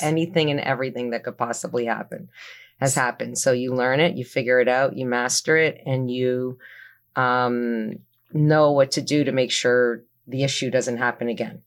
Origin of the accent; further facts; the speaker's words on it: Toronto, Ontario, Canada; moved away as an adult; now in New Jersey, United States; I'm originally from Toronto, Canada